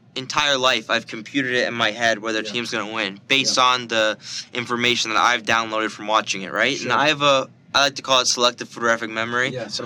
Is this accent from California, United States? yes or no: no; Delray Beach, Florida, United States; Yeah, so I'm from, you know, I'm a local kid. I'm from Delray Beach, Florida.